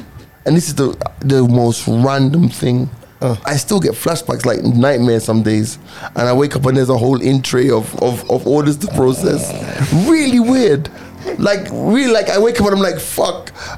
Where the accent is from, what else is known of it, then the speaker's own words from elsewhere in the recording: United Kingdom; You know, I'm British, and like I'm not early, innit?